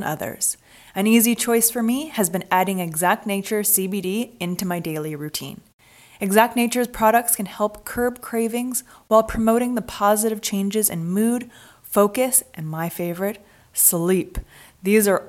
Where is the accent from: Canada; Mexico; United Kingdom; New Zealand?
Canada; Vancouver, British Columbia; moved away as an adult; now in Los Angeles, United States; I'm from Vancouver, Canada.